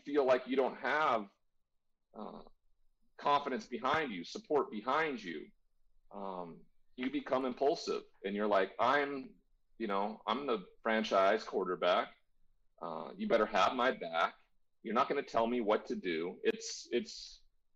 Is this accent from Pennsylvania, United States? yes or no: no; Montana, United States; I'm from Montana. There's never been a first-round draft pick from the state of Montana, ever. I'm the only one.